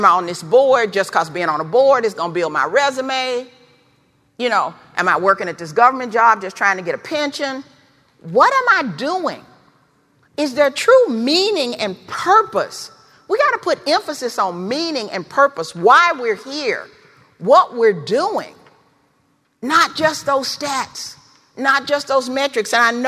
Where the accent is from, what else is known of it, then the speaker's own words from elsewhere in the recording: the South, United States; Growing up in the South in the 50s and 60s, I heard this word a lot.